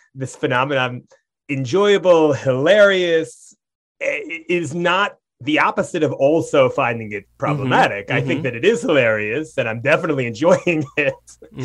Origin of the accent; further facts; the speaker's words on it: Brookline, Massachusetts, United States; I grew up in Brookline, Massachusetts